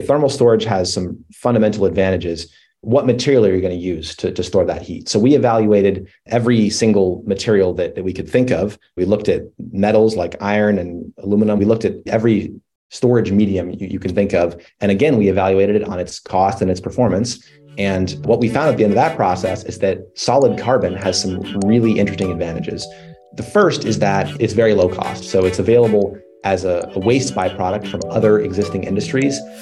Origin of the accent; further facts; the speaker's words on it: Colorado, United States; I grew up in Colorado in the mountains